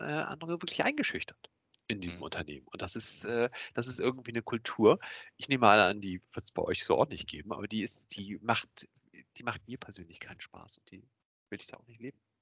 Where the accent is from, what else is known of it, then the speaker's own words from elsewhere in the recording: Hamburg, Germany; ich komme aus Hamburg, bin 43 Jahre